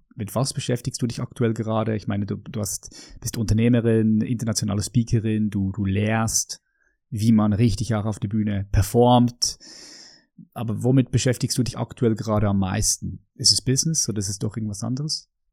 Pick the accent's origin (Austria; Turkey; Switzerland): Switzerland; ich bin hier in der Schweiz aufgewachsen